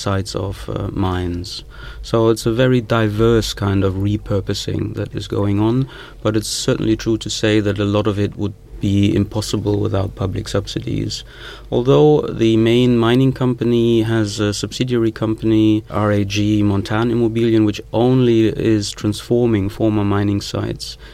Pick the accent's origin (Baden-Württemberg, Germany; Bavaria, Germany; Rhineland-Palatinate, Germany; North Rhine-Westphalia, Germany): North Rhine-Westphalia, Germany; the Ruhr